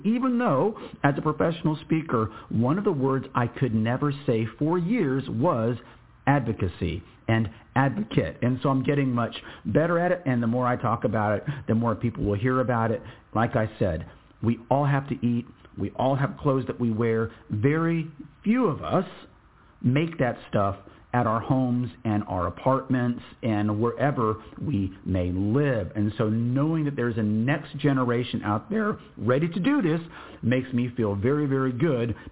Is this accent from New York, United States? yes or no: no; Texas, United States; I am Texan-born and bred